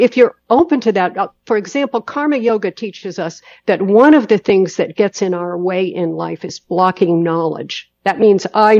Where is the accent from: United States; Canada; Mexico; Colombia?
United States; Los Angeles, California; I come from Hollywood, body beautiful in Los Angeles.